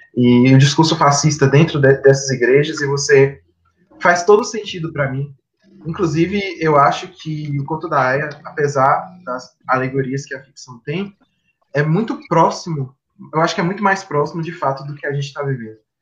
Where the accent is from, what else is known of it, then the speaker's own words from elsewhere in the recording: Vitória da Conquista, Bahia, Brazil; sou de Vitória da Conquista, uma cidade do interior da Bahia